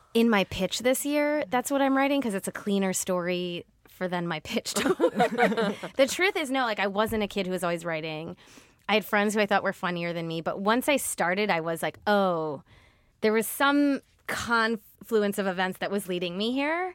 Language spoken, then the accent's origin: English; outside of Cleveland, Ohio, United States; moved away; I was raised in the Midwest, in a small town outside of Cleveland.